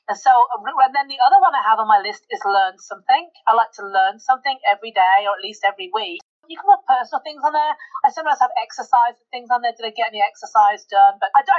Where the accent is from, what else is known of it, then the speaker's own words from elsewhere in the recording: United Kingdom; I'm the Brit.